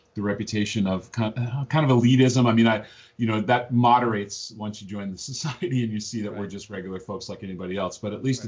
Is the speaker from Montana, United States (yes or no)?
yes; Missoula, Montana, United States; I grew up in Missoula, Montana